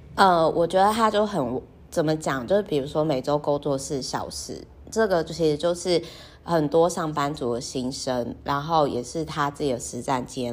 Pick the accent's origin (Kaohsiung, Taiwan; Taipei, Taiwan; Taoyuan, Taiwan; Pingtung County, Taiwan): Kaohsiung, Taiwan; moved away; also born or lived in northern Taiwan; 我的老家，也就是说好奇呢，高雄的那个海边的秘境